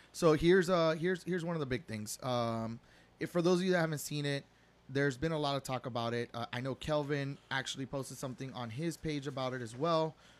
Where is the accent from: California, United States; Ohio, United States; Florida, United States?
Florida, United States; I was raised in South Florida in the era of culture diversity